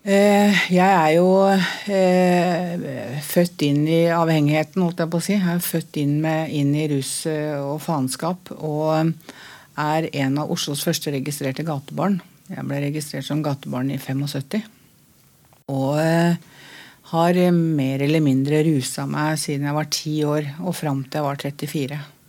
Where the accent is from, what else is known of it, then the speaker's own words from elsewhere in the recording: Oslo, Norway; jeg er fra Møllergata